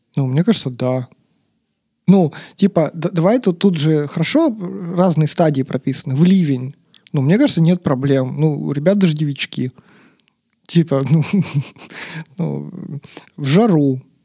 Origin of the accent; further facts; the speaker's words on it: Yekaterinburg, Sverdlovsk Oblast, Russia; я, как любой, значит, екатеринбуржец